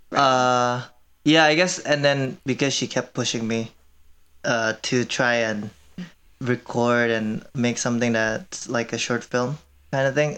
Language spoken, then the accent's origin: English; Indonesia; moved away as an adult; also born or lived in Korea; now in Madison, United States; I am Korean, but I grew up in Indonesia from since I was five years old